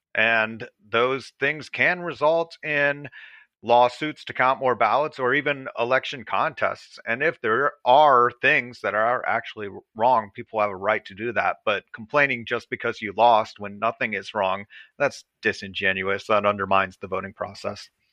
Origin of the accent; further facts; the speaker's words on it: Atlanta, Georgia, United States; I'm from the Atlanta area, so um, this is my hometown